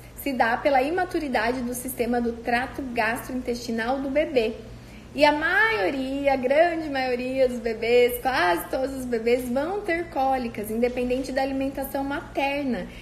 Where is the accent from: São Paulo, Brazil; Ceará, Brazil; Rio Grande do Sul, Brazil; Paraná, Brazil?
São Paulo, Brazil; Cândido Mota; moved away; lá da minha cidade, de Cândido Mota